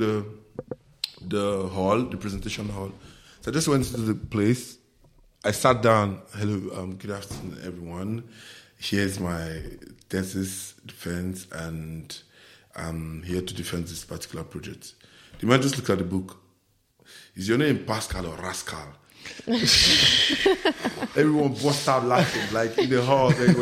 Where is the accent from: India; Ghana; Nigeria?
Nigeria; Lagos; also born or lived in Imo State; I grew up in Lagos